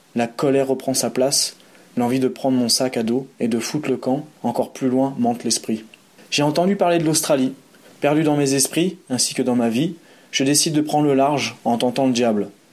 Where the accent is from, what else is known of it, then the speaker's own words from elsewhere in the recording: Aix-les-Bains, Auvergne-Rhône-Alpes, France; moved away as an adult; now in Geneva, Switzerland; ma ville natale, Aix-les-Bains.